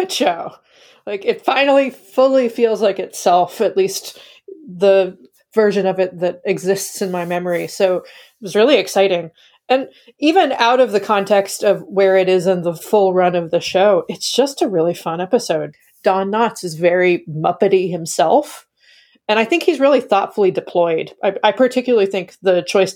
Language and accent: English; Kentucky, United States; I grew up in and around Kentucky